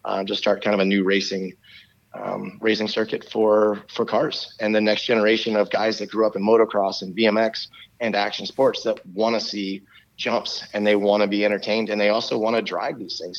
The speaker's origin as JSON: {"language": "English", "region": "Maryland", "country": "United States", "said": "I'm from Maryland."}